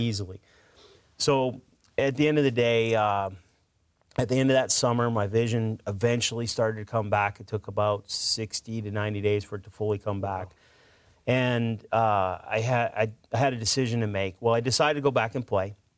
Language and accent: English; Edmonton, Alberta, Canada; moved away as an adult; now in Mississippi, United States; I'm originally from Edmonton, Alberta, Canada